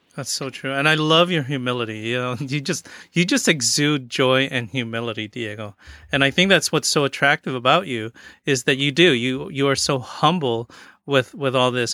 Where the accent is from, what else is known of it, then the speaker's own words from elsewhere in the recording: Philippines; growing up um I, I never really practiced that feast day because as Filipino, it wasn't our feast day